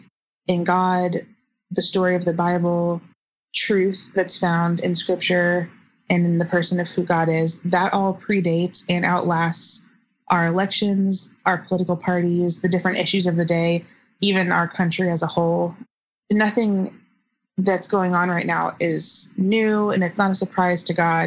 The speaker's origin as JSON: {"language": "English", "region": "the South", "country": "United States", "tie": "born or raised there", "said": "I grew up in the South in a pretty conservative family politically"}